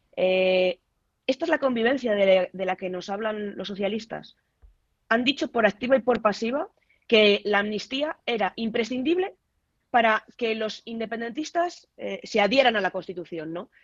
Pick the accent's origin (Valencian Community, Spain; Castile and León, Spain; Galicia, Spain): Castile and León, Spain; como leonesa